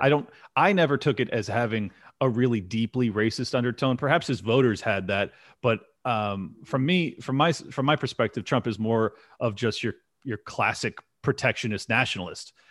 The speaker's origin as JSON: {"language": "English", "town": "San Diego", "region": "California", "country": "United States", "tie": "born or raised there", "said": "I'm born and raised in San Diego"}